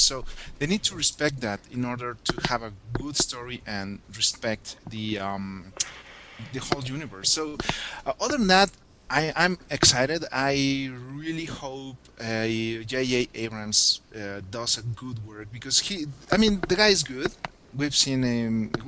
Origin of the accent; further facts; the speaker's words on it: Mexico City, Mexico; I'm from Mexico City